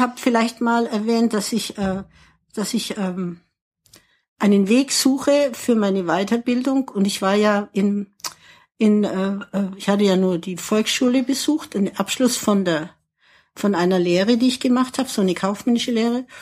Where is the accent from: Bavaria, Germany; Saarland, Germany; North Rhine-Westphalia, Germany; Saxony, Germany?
Bavaria, Germany; Ansbach; born or raised there; moved away as an adult; also born or lived in England / Lausanne / Paris